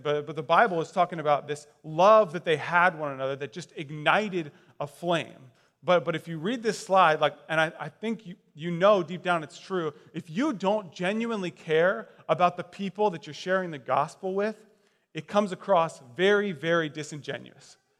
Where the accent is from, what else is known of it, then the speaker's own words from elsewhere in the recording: Westfield, Indiana, United States; I grew up in Westfield, Indiana.